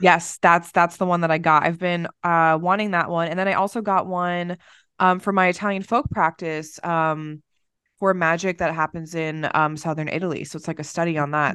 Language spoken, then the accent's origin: English; Ireland; I'm Irish